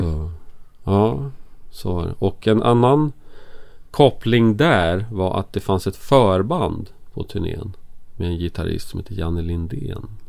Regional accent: Enköping, Uppsala County, Sweden; moved away as an adult; also born or lived in Stockholm; Jag är från Stockholm från början. Mm. Men jag mm. bodde i Enköping när jag gick i skolan från ettan till jag gick ut gymnasiet.

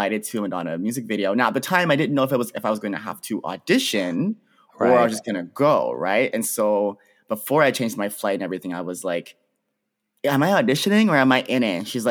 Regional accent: Pickering, Ontario, Canada; I'm from the Greater Toronto Area. I'm from a city called Pickering, which is like just outside of Toronto.

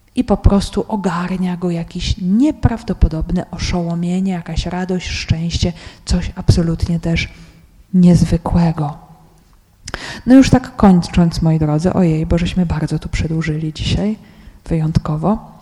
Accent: Poland; ja z Polski

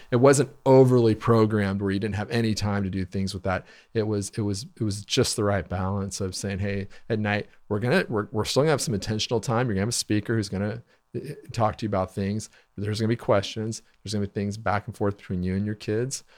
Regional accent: Wichita, Kansas, United States; I grew up in Wichita

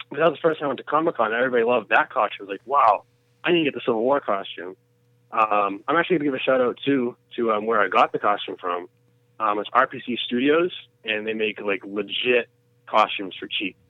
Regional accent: Massachusetts, United States; we're from Massachusetts

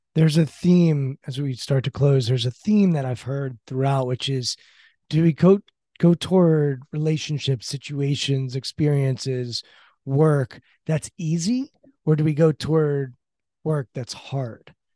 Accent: Maryland, United States; I grew up in Maryland and grew up on the Orioles

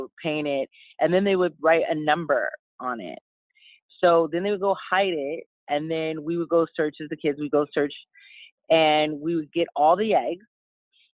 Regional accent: Los Angeles, California, United States; I was raised in Hollywood Hills, overlooking the city of Los Angeles

